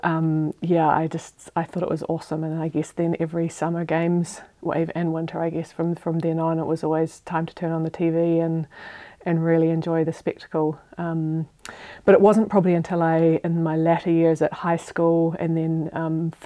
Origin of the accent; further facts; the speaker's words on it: South Island, New Zealand; moved away as an adult; now in Switzerland; I grew up on a farm in New Zealand, which it's a little bit of a cliche, but as a Kiwi kid